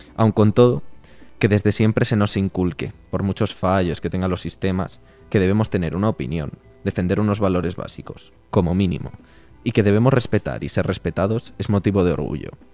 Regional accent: Brime de Sog, Castile and León, Spain; moved away; como el agua de mi pueblo, no hay

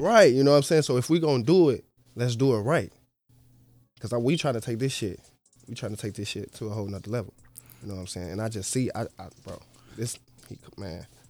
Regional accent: Chicago, Illinois, United States; I'm from the South Side

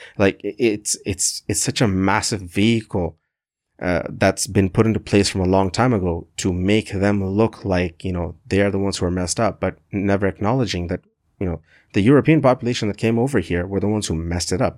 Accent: Canada; I'm a proud Canadian.

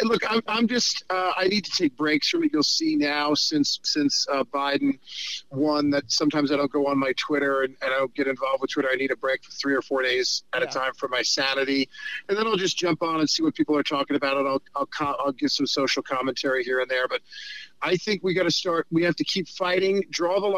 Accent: New York, United States; I'm a New Yorker who's a Hollywood liberal

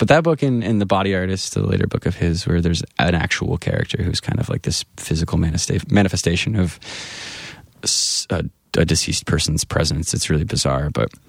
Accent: Grand Rapids, Michigan, United States; I moved just in my hometown of Grand Rapids.

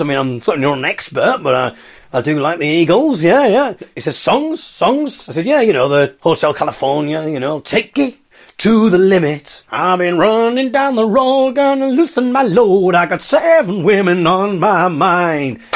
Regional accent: Hartlepool, North East England, United Kingdom; I come from Hartlepool.

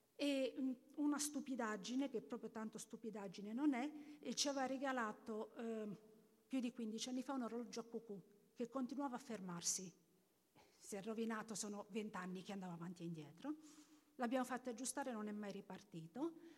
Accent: Abruzzo, Italy; nella mia regione, io vengo dall'Abruzzo

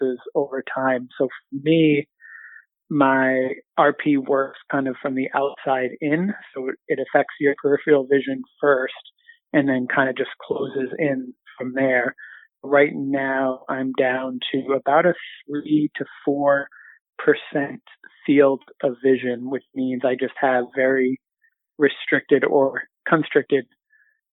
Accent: Southern Maine, United States; moved away as an adult; also born or lived in Central Massachusetts / Boston area; I was born in Central Mass, but moved to Maine when I was 8. So Southern Maine, kind of coastal inland town, and lived there all the way until I went to college

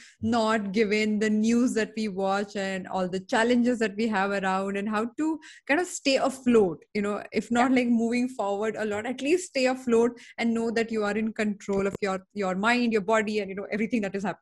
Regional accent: Mumbai, Maharashtra, India; I'm born and brought up in Bombay

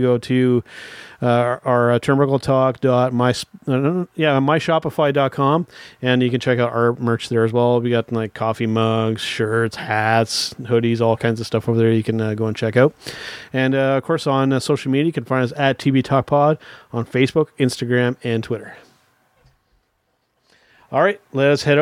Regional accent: Canada; a little strange being a Canadian

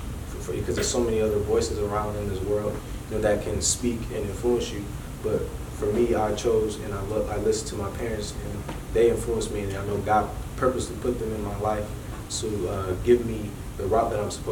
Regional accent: Detroit, Michigan, United States; I'm born and raised in Michigan. Born in the Detroit area.

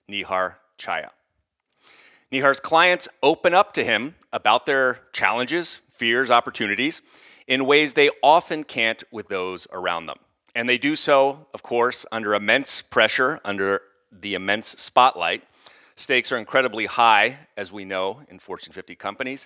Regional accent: outside of Philadelphia, Pennsylvania, United States; a guy who grew up outside of Philly

